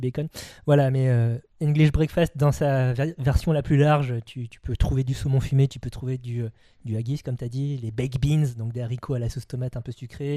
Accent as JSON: {"language": "French", "country": "France", "said": "nous, en tant que Français"}